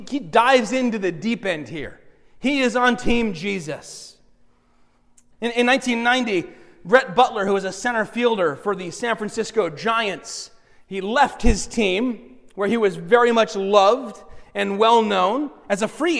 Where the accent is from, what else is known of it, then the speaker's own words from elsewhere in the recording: Alexandria, Alexandria Governorate, Egypt; You guys know I'm from Alexandria, right?